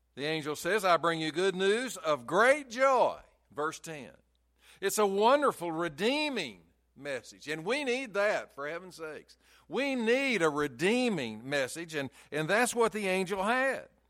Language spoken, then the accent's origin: English; Chattanooga, Tennessee, United States; I grew up in Chattanooga, and we could see Lookout Mountain and Signal Mountain all the time.